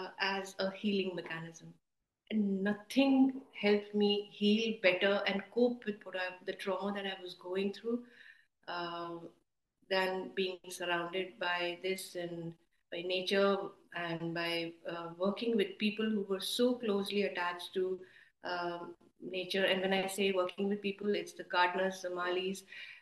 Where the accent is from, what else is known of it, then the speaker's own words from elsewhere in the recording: Durgapur, West Bengal, India; also born or lived in Amritsar / Asansol / Northeast India / Kolkata; So, born in Amritsar, but grew up in the Colliery Belt. We grew up in Durgapur and Asansol, and then the Northeast and Kolkata as well.